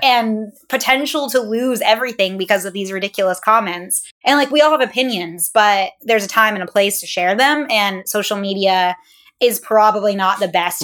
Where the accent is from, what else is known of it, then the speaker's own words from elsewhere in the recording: St. Albans, Vermont, United States; moved away; St. Albans, Vermont